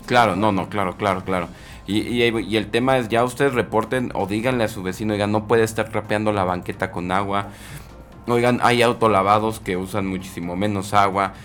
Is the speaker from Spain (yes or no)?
no; Mexico